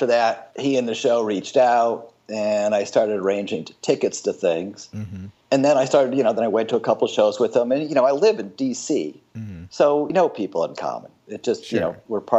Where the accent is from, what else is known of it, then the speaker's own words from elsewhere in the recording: Milwaukee, Wisconsin, United States; moved away as an adult; also born or lived in North Shore, Illinois / Redlands, California; now in Washington, D.C. area, United States; I was born in, was raised in the Midwest